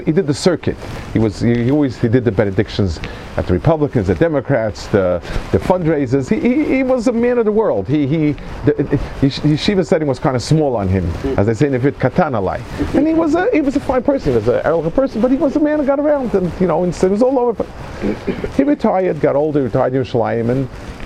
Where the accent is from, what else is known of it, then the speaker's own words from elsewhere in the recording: New York City, New York, United States; I grew up in New York, Manhattan